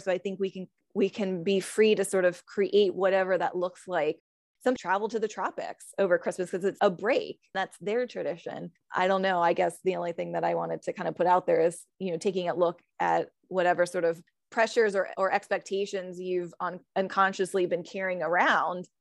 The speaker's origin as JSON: {"language": "English", "region": "California", "country": "United States", "moved": "yes", "lives_now": "Virginia, United States", "said": "I'm from California"}